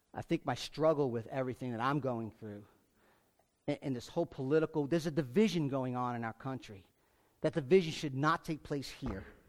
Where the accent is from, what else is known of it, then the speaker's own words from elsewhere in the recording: United States; I was born in America. I'm an American